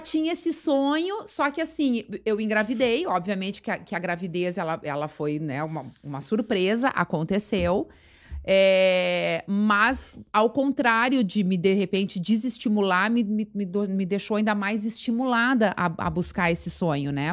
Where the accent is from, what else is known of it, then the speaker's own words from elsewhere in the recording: São Leopoldo, Rio Grande do Sul, Brazil; also born or lived in Porto Alegre; eu fui criada em São Leopoldo, nasci aqui, hum. fui criada em São Leopoldo